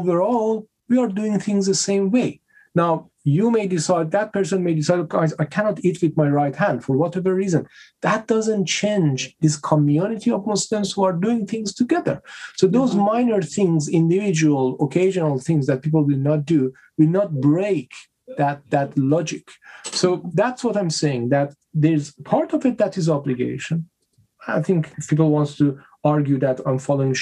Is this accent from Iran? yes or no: yes; Iran; I'm coming from Iran